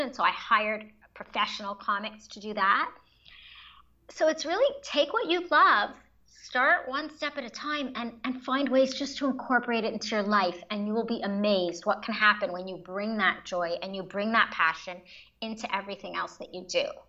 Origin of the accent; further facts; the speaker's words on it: Montreal, Quebec, Canada; moved away as an adult; also born or lived in New York, United States; my home I was born and raised in Montreal.